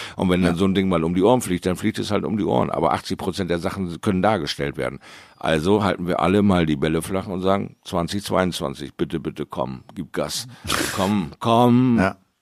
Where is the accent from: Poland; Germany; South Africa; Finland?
Germany; Bremerhaven, Bremen; in meiner Heimatstadt Bremerhaven